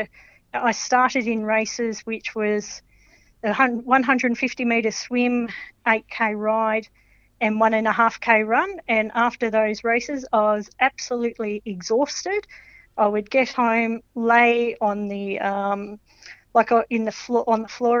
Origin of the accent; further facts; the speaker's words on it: Melbourne, Victoria, Australia; I grew up in Melbourne